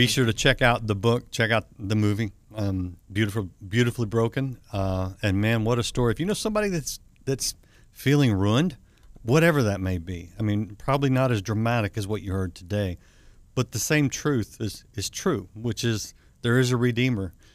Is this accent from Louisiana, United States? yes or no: no; Texas, United States; I'm from Texas